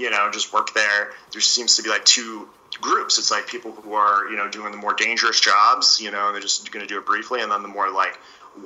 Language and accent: English; East Coast, United States; I grew up in the East Coast